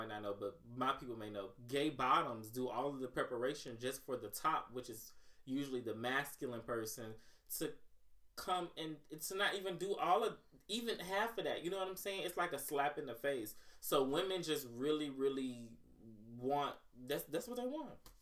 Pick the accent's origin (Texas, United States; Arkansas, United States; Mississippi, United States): Mississippi, United States; I'm from Mississippi